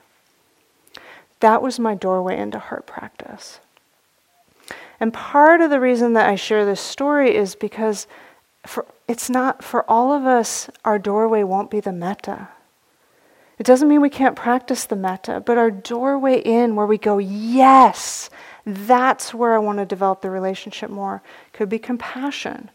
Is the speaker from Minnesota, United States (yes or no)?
no; the Bay Area, California, United States; Growing up in the Bay Area